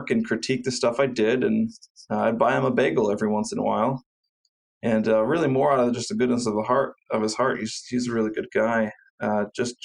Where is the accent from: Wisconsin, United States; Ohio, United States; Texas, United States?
Ohio, United States; Cleveland; I went to Cleveland State University here in my hometown of Cleveland